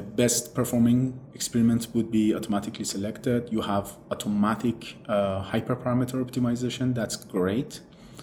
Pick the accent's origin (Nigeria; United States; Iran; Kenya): Iran; moved away; I'm originally from Iran